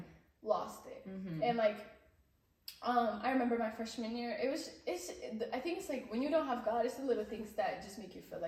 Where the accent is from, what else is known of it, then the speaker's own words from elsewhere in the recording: Ethiopia; moved away; when I was growing up in Ethiopia, I've always wanted to be Mezemran at church